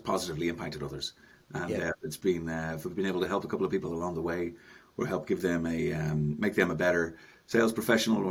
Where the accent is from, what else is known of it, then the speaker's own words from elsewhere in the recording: Dublin, Leinster, Ireland; moved away as an adult; now in Enniskerry, Ireland; I'm North Dublin, born and bred, Paul. So I grew up in North Dublin.